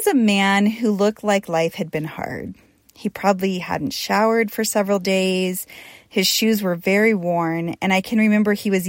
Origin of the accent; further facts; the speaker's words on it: Portland, Oregon, United States; when I was a young woman growing up in Portland, Oregon